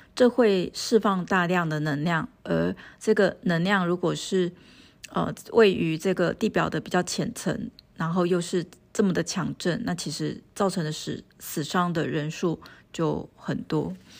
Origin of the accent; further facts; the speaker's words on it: Taiwan; 我们台湾人